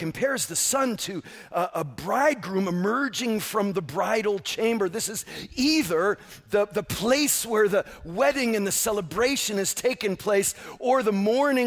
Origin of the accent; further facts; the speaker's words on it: Northeast, United States; now in Southern California, United States; I come from the Northeast, and I grew up with mostly African Americans and Jewish people and Italians and Puerto Ricans